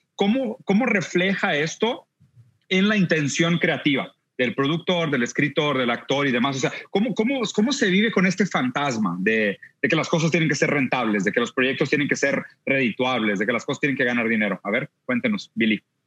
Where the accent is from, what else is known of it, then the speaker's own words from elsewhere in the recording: Brazil; Yo siendo brasileño